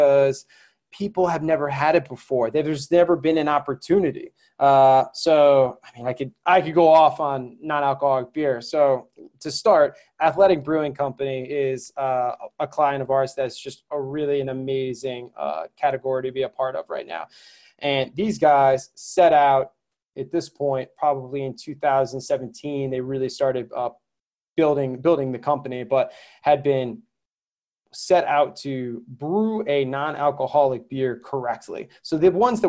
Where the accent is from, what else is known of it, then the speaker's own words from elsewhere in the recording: Connecticut, United States; where I grew up in Connecticut